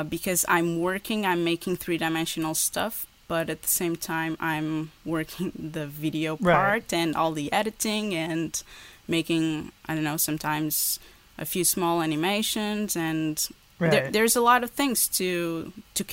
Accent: Portugal; English is a second language; also born or lived in Porto; here in Porto. That's where I live. I'm from Portugal.

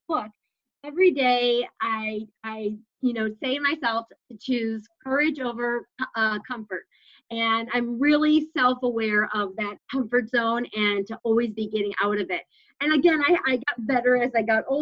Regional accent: Schaumburg, Illinois, United States; I grew up in Schaumburg area in Illinois

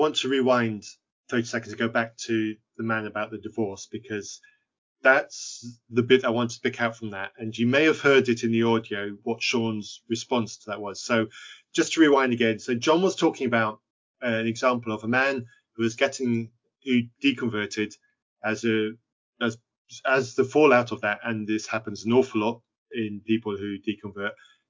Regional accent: Zambia; growing up in Zambia, I was growing up on a farm which had some mission activity on it

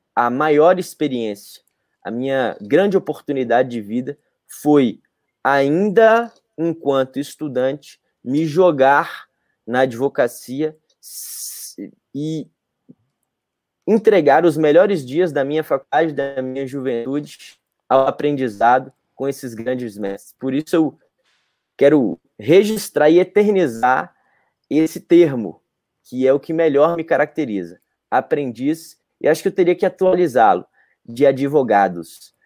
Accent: Montes Claros, Minas Gerais, Brazil; moved away; quando eu morava em Montes Claros, que é a minha cidade natal.

